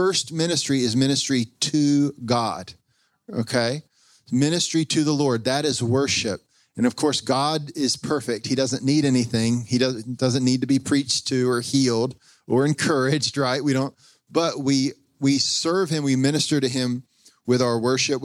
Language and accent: English; North Carolina, United States; I'm from North Carolina